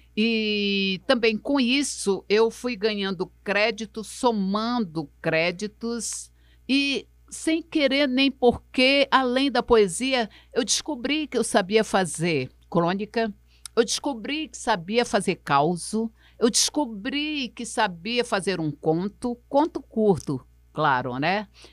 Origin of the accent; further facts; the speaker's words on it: Rio Branco, Acre, Brazil; eu nasci, foi na perto do Papoca, ali na beira do rio, ali na, na, na Rua da Palha, no final da Benjamin Constant, de frente para a Cidade Nova, eu nasci ali